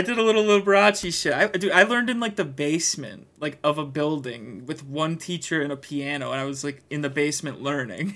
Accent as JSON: {"language": "English", "town": "Greenfield", "region": "Wisconsin", "country": "United States", "said": "I am from Greenfield. I am from Greenfield"}